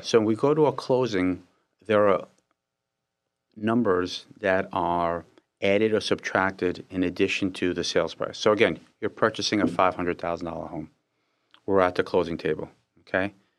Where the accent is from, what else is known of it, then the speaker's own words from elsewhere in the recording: Israel; I was born in Israel.